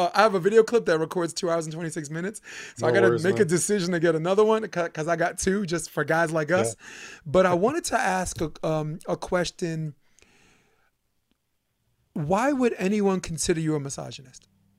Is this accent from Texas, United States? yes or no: no; New York, United States; I'm a hater from New York, but I believe most people are good.